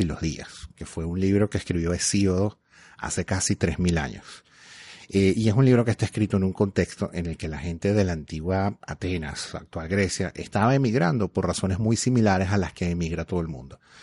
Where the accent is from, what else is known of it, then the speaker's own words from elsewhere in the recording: Venezuela; moved away as an adult; now in Canada; yo emigré de Venezuela hace 11 años